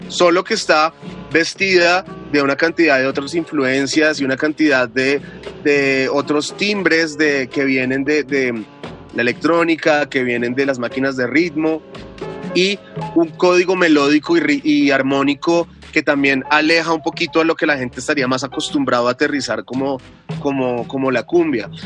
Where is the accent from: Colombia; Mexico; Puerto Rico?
Colombia; a nosotros en un primer momento como colombianos